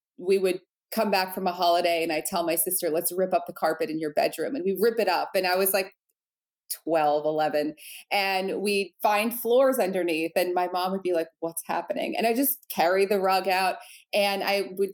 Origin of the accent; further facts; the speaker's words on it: New Jersey, United States; I grew up in New Jersey, right outside of New York.